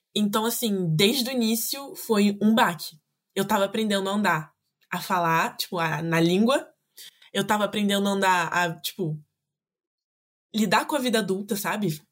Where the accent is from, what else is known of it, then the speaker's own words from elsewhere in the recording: Rio de Janeiro, Brazil; accent: carioca; first language Portuguese; moved away as an adult; now in France; eu nasci, fui nascida e criada no Rio de Janeiro